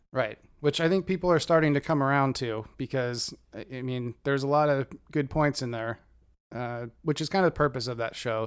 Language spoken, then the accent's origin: English; near Rainier, Oregon, United States; I grew up near the Trojan nuclear power plant in, uh, Rainier, Oregon, right across the river.